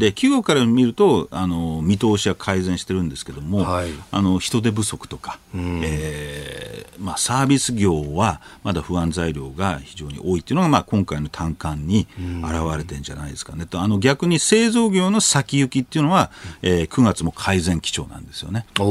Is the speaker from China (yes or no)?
no; United States; now in Japan; アメリカ人として